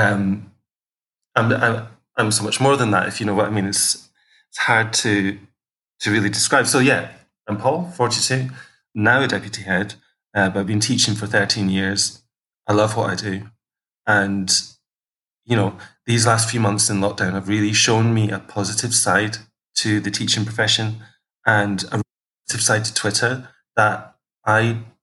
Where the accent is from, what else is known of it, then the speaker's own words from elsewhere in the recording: Kirkcaldy, Scotland, United Kingdom; moved away as an adult; also born or lived in Manchester; I was born in a town called Kirkcaldy in Fife, where I grew up with three other siblings.